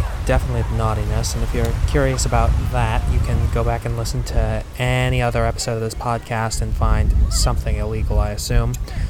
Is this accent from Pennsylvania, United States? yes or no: no; Chicago, Illinois, United States; People ask me where I'm from. I tell them I grew up in Chicago. But the truth is, I moved around a lot when I was a kid.